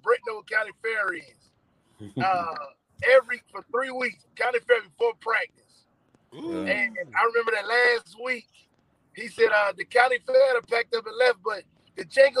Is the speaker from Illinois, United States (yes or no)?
no; New Jersey, United States; I grew up in New Jersey.